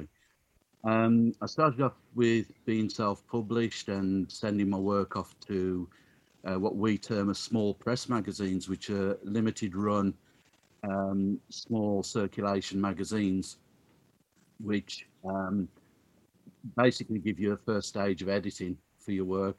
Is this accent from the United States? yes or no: no; Black Country, West Midlands, United Kingdom; born and bred Black countryman, not really moved more than a couple of miles away from where I was born